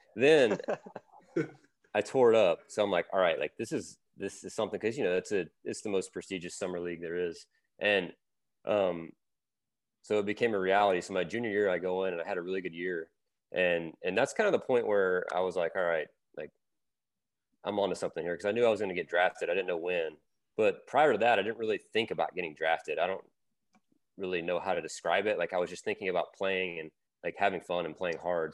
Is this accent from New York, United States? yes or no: no; Louisiana, United States; I grew up in Louisiana